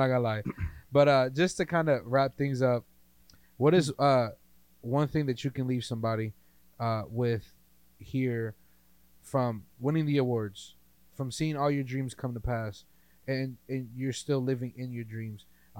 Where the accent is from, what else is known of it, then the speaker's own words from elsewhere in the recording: East Coast, United States; now in Fresno, United States; I'm from the East Coast, guys.